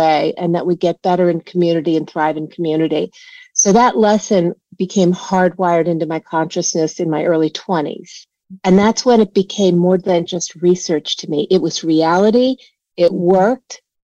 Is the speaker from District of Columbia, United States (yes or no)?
yes; Washington, District of Columbia, United States; I grew up in Washington, D.C.